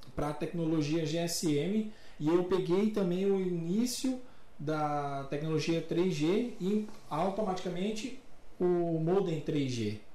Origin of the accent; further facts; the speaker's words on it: Brasília, Federal District, Brazil; Sou de Brasília, lá era Brasil Telecom.